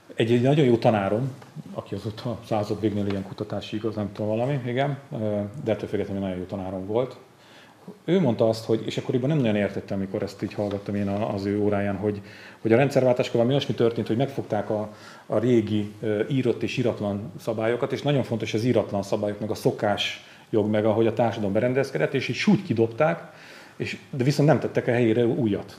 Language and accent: Hungarian; Borsod-Abaúj-Zemplén, Hungary; én, mint Zempléni